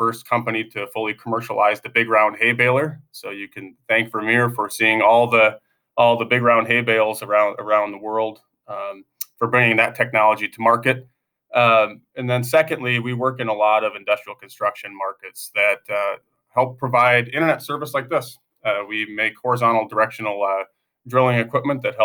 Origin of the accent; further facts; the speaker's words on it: Northwest Minnesota, United States; moved away as an adult; now in Pella, United States; I'm from a town of 200 people originally in Northwest Minnesota